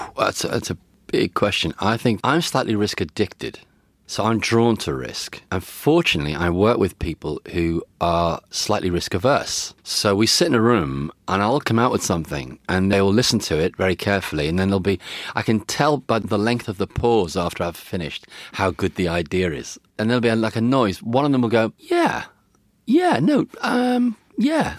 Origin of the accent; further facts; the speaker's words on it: Liverpool, North West England, United Kingdom; growing up in Liverpool